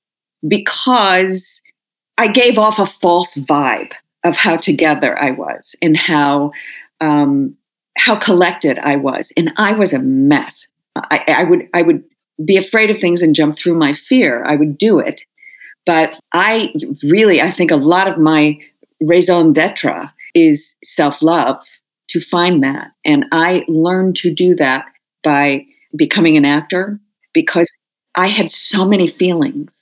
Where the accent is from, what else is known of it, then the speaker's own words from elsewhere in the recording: Skokie, Illinois, United States; moved away; I grew up in Skokie